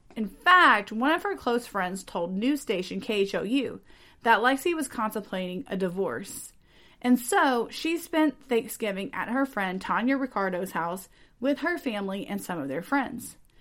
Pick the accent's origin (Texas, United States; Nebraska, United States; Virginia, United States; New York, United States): Texas, United States; speaking as a Texan